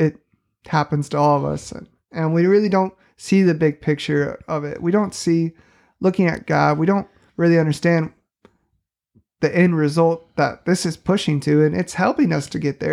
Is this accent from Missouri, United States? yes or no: yes; St. Louis, Missouri, United States; moved away as an adult; now in southwestern Missouri, United States; I grew up in Saint Louis, Missouri